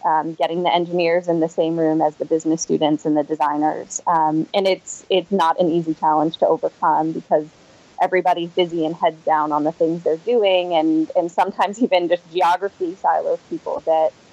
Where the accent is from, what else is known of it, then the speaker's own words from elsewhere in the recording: Boston, Massachusetts, United States; moved away as an adult; now in New York, United States; I'm from the Boston area.